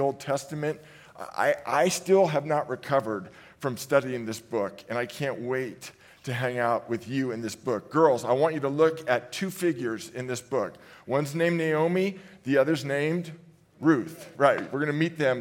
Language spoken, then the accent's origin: English; San Francisco Bay Area, California, United States; I hail from the San Francisco Bay Area